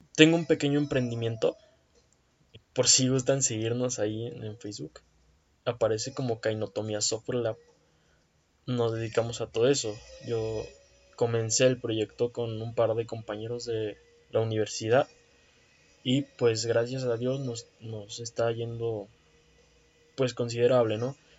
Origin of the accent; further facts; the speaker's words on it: Toluca, State of Mexico, Mexico; me buscan de una empresa acá en Toluca, que es de donde soy